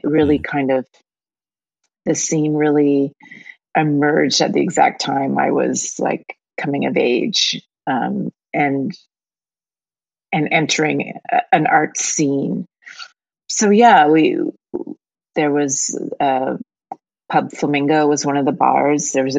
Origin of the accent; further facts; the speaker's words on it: Dartmouth, Nova Scotia, Canada; My mother always cringes when I say I'm from Halifax because it's across the harbor.